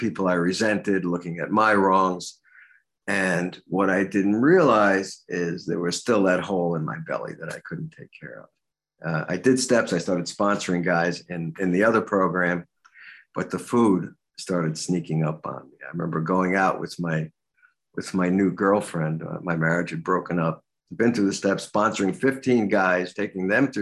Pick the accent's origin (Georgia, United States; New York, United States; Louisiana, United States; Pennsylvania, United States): New York, United States; New York City; I grew up in Brooklyn